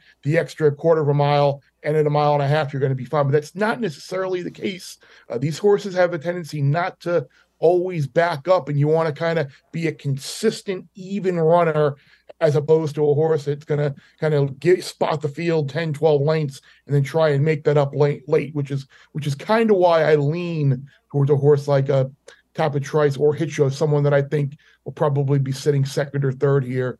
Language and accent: English; Long Island, New York, United States; being a New Yorker, a Long Island kid